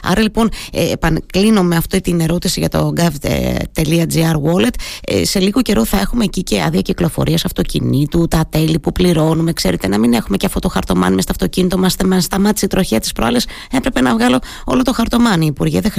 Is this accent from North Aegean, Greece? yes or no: no; Trikala, Thessaly, Greece; Το ξέρετε ότι τα αγαπώ πολύ, γιατί από εκεί είμαι, από τα Τρίκαλα